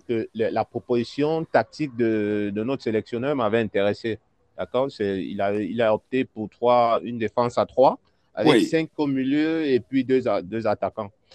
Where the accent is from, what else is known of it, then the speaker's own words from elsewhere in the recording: Cameroon; en tant que Camerounais